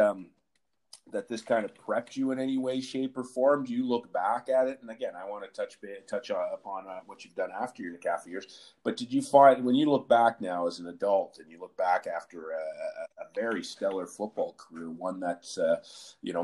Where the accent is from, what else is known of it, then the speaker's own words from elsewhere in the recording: Ottawa, Ontario, Canada; also born or lived in Montreal; I'm originally from Montreal, but I grew up in Ottawa